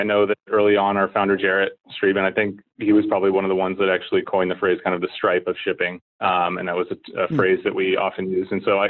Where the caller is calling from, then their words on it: San Francisco, California, United States; Just downtown in the financial district in San Francisco here at our offices.